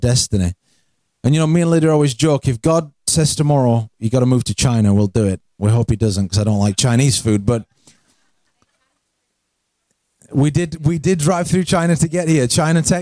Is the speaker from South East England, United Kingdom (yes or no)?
no; Yorkshire and the Humber, United Kingdom; moved away as an adult; I'm from England. I grew up in England. I'm in from a place called South Yorkshire.